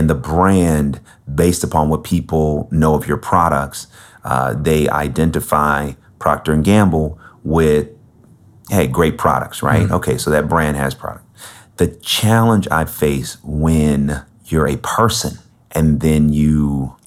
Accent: Bay Area, California, United States; I grew up in the Bay Area.

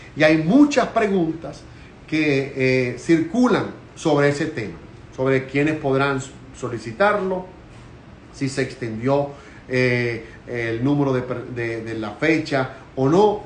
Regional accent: Venezuela; now in United States; nosotros como venezolanos y también algunos colegas míos, como venezolanos y como periodistas

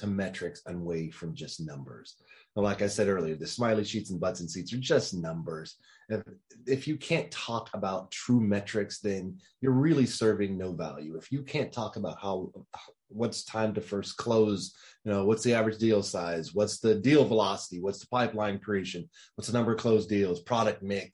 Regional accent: Dallas, Texas, United States; I'm from Dallas.

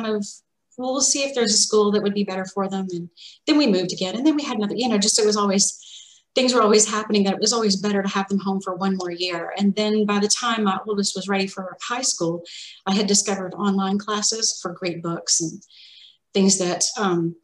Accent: Arkansas, United States; So I grew up, I'm from Arkansas, and I grew up in a house that was right next to the woods

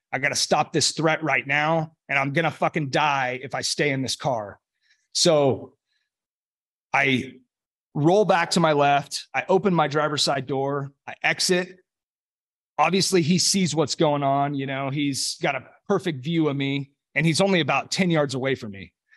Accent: Los Molinos, California, United States; I grew up in Northern California, um, about twenty minutes north of Sacramento in a community called Los Molinas

